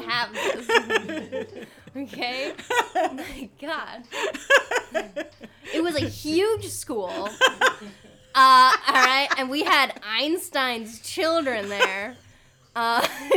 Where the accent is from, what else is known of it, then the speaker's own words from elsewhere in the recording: California, United States; also born or lived in Montana; now in Los Angeles, United States; I was born and raised in California. I went to school in California for most of my life